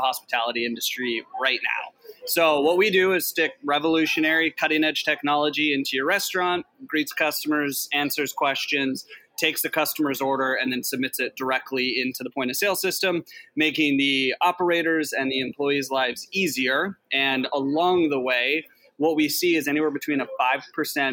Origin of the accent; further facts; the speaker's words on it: Alaska, United States; I'm from Alaska.